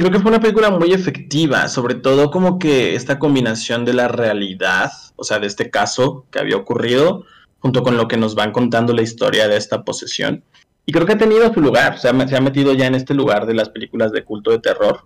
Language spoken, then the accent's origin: Spanish; Mexico; yo siendo mexicano